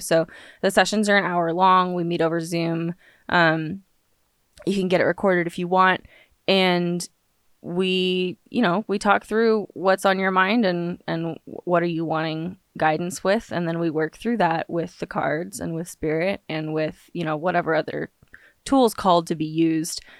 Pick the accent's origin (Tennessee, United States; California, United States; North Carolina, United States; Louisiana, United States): California, United States; Los Angeles; now in Austin, United States; I live pretty much in Austin, Texas, but I grew up in Los Angeles